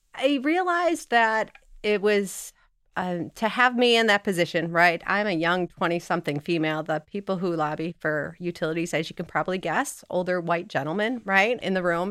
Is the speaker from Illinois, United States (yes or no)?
yes; Chicago, Illinois, United States; moved away as an adult; also born or lived in the American West; now in Michigan, United States; I grew up in Chicago and spent my time, and then I moved out west